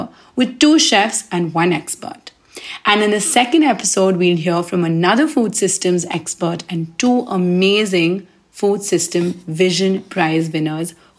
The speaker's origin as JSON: {"language": "English", "country": "India", "also_born_or_lived": "New Delhi", "said": "I am from India and a chef living in the buzzing Indian capital that is New Delhi."}